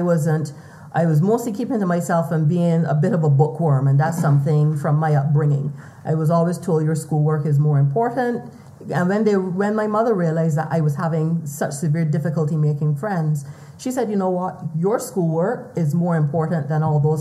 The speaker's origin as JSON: {"language": "English", "country": "Barbados", "tie": "born or raised there", "said": "as a male child growing up in Barbados"}